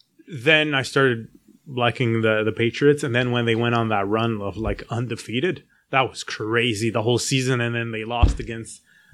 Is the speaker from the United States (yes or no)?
no; Montreal, Quebec, Canada; moved away; I grew up in Montreal, so in Canada.